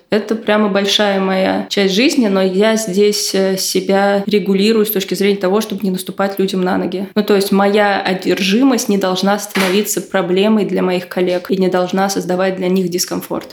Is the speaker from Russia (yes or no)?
yes; Moscow, Russia; Я росла в Бутово в 90-е